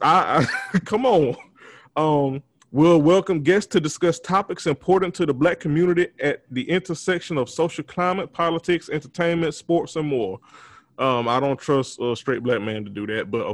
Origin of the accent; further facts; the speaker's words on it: Montezuma, Georgia, United States; my hometown of Montezuma, Georgia